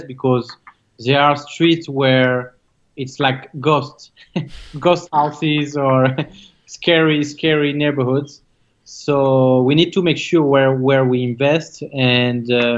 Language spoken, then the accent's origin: English; France; English is a second language; now in South Florida, United States; Coming from France, as you can tell from my accent